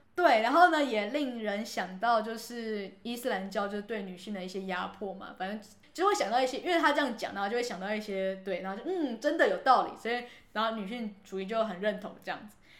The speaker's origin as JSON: {"language": "Chinese", "country": "Taiwan", "said": "我们台湾人"}